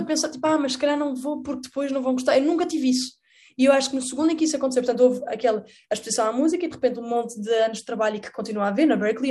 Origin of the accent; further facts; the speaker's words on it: Portugal; eu cresci a ver Doraemon, que era em castelhano por alguma razão em Portugal